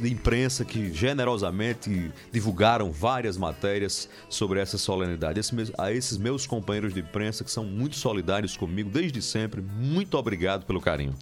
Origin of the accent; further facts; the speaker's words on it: Marizópolis, Paraíba, Brazil; moved away as an adult; also born or lived in Sousa, Paraíba; now in João Pessoa, Brazil; Marisópolis, nessa época, era distrito de Souza, era um distrito, portanto, todos nós nascemos em Souza. E aí fui criado e cresci a infância e adolescência em Marisópolis.